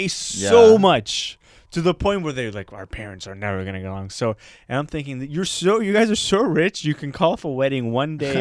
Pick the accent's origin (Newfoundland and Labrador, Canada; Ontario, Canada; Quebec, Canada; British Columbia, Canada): Quebec, Canada; Parc-Extension; Park X is considered one of the most poorest neighborhoods in Canada. But I never saw it as poor